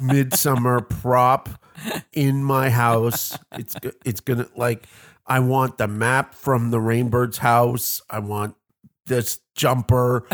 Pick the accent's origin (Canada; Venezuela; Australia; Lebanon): Canada; I come from Canada, the land of lakes